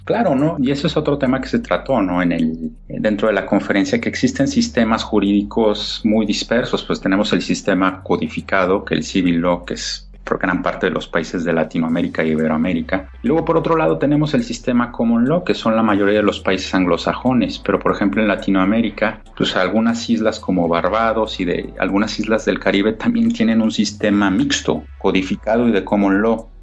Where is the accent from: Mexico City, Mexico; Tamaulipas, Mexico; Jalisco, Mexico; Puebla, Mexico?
Mexico City, Mexico; yo soy mexicano, yo soy de la Ciudad de México